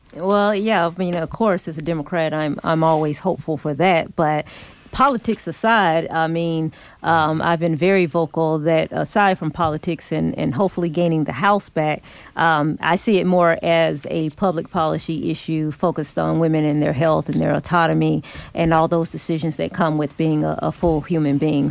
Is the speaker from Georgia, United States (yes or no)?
yes; Atlanta, Georgia, United States; I was born in Atlanta, remember I represent Lithonia